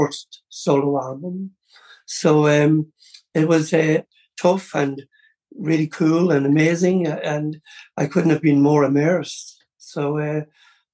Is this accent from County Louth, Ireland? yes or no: yes; County Louth, Ireland; also born or lived in Cleveland, Ohio, United States; being Irish